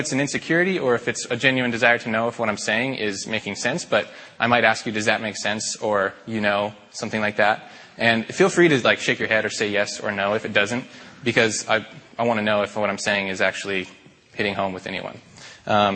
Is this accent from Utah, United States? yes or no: no; Spokane, Washington, United States; also born or lived in Seattle, Washington; I'm from Spokane, like Mike said, born and raised, went to Mead High School, graduated in 2006